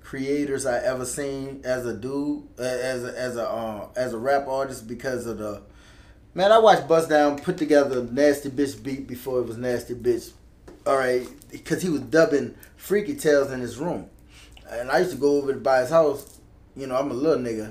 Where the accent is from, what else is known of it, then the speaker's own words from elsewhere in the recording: New Orleans, Louisiana, United States; I'm from the West Bank